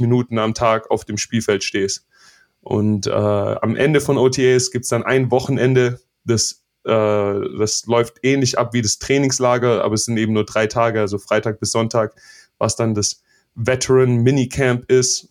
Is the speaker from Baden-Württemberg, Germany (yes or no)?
yes; Stuttgart, Baden-Württemberg, Germany; now in United States; ich bin in, in Stuttgart zwar groß geworden